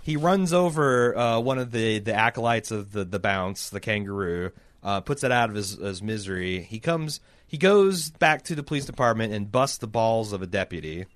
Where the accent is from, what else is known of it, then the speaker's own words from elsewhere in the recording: Mooresville, Indiana, United States; I grew up in Mooresville.